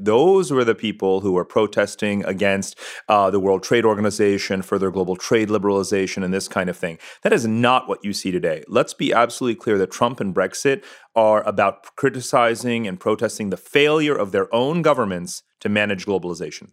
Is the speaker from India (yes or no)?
yes; Punjab, India; I'm from India. We're both Punjabi